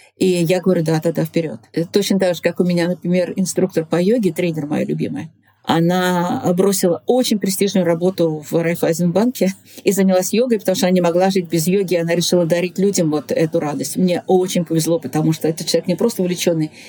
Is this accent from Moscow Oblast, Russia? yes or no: no; Nizhny Novgorod, Nizhny Novgorod Oblast, Russia; also born or lived in Moscow; на своем горьковском телевидении, среди своих огромного количества поклонников, среди своих земляков